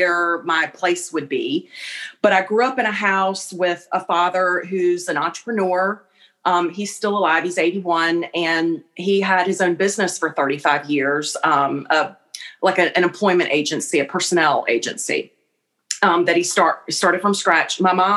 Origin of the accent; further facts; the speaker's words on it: Columbia, South Carolina, United States; moved away as an adult; now in Charleston, United States; I grew up in Columbia. So like an hour and a half kind of northwest of Charleston